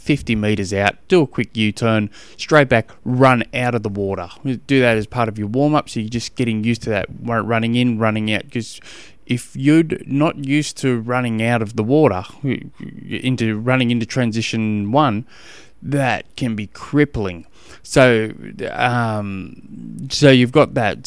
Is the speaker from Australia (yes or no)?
yes; Australia; I'm from Australia and we don't do, uh, eighty-eight degrees.